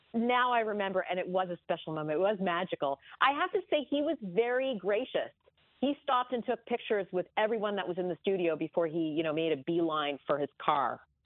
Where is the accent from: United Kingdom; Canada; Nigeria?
Canada; moved away; I grew up in Canada, as you know, so every Christmas there was guaranteed a lot of snow